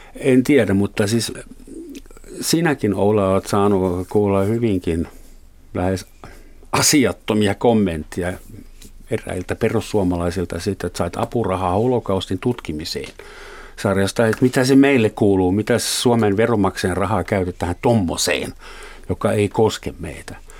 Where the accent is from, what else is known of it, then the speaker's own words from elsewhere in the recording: Germany; now in Finland; olen Saksasta kotoisin